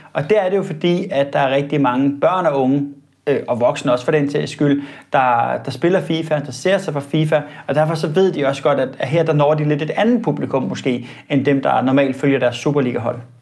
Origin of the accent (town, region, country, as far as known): Denmark